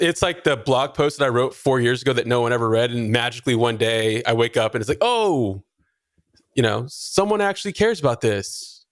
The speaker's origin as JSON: {"language": "English", "region": "Texas", "country": "United States", "said": "I'm from Texas"}